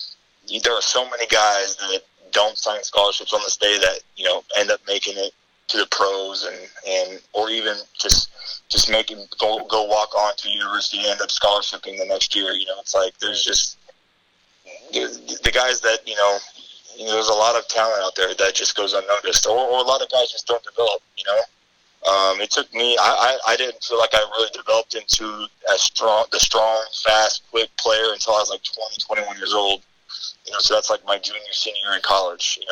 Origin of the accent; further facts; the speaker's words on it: Bay Area, California, United States; I'm from California. I'm from the Bay Area